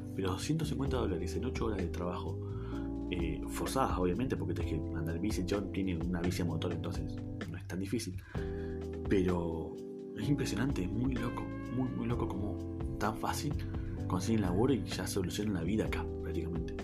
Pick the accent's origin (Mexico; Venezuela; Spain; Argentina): Argentina; Neuquén; yo soy de Argentina, del Buquén Capital, eh, una provincia al sur del país de Argentina